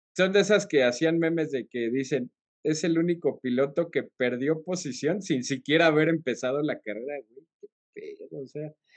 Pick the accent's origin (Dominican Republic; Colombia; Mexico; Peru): Mexico; somos mexicanos y somos aficionados a Checo